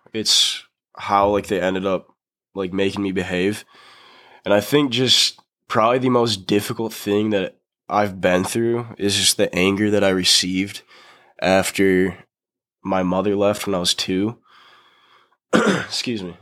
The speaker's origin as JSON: {"language": "English", "town": "Grand Rapids", "region": "Michigan", "country": "United States", "tie": "born or raised there", "said": "I grew up in Grand Rapids, Michigan"}